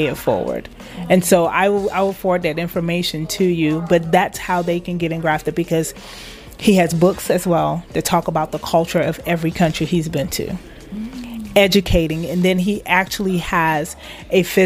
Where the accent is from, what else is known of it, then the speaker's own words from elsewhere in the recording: Liberia; now in United States; I'm from Liberia